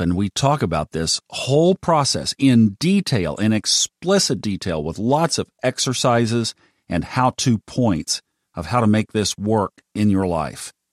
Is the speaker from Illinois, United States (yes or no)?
no; Tulsa, Oklahoma, United States; I grew up in Tulsa, Oklahoma